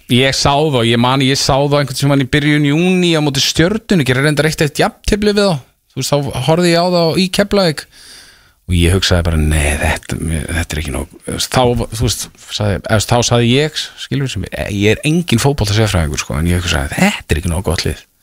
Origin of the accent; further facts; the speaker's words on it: Reykjavík, Capital Region, Iceland; ég er alltaf er úr hlýðanum